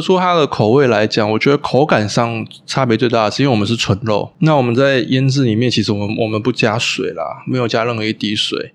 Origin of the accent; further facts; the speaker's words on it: Taipei, Taiwan; moved away as an adult; now in Hualien, Taiwan; 每次从阿嬷家回来台北的时候